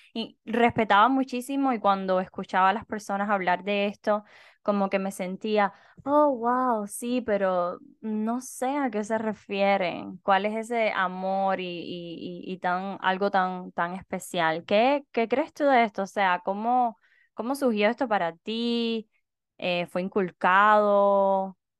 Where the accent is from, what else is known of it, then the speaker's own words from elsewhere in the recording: Cuba; moved away; Nosotras dos somos cubanas